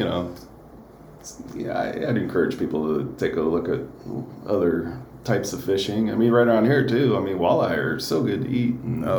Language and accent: English; Davis, California, United States; moved away; I grew up just outside of Davis, California.